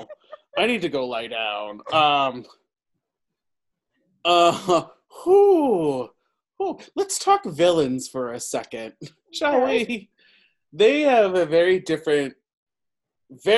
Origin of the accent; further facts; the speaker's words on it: New York City, New York, United States; I'm from New York